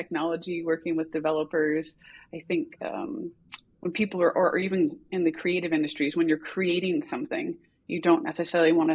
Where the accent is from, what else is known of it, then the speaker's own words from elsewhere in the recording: United States; moved away as an adult; also born or lived in California; now in Copenhagen, Denmark; I'm an American who is an expat living in Denmark in Copenhagen